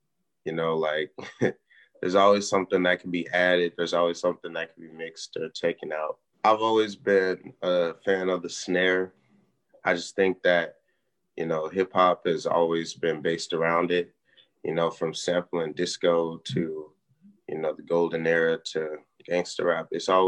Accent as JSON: {"language": "English", "town": "St. Louis", "region": "Missouri", "country": "United States", "said": "I've been producing since I was in middle school, and I'm from St. Louis, Missouri."}